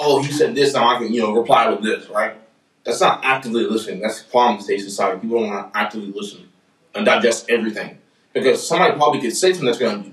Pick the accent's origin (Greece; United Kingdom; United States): United States; still our home.